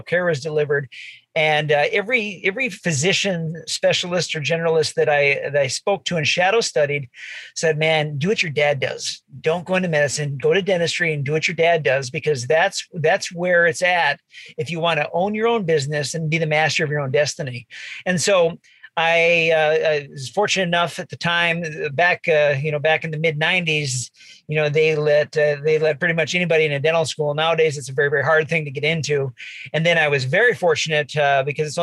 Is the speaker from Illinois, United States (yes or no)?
no; Bismarck, North Dakota, United States; I grew up in Bismarck